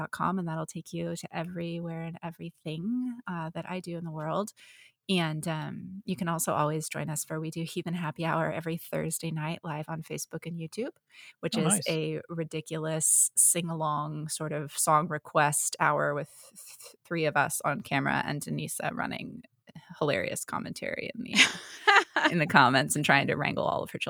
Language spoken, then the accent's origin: English; San Jose, California, United States; also born or lived in Portland; now in San Diego, United States; I've lived in San Jose, California is where I grew up, and then I moved up to Portland and now I'm in San Diego